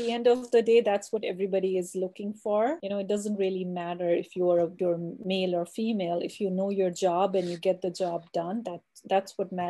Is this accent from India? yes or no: yes; Jammu and Kashmir, India; Oh, so it's I'm originally from Kashmir. So Kashmir is in north of India and south of Pakistan. So it's a valley which is surrounded by the Himalayas mountains.